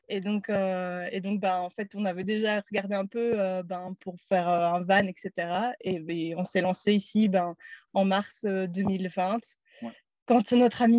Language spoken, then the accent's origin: French; Namur, Wallonia, Belgium; moved away as an adult; also born or lived in Brussels; J'ai eu 30 ans cette année. Je suis de Namur à la base où j'ai fait mes études euh, d'ingénieur de gestion.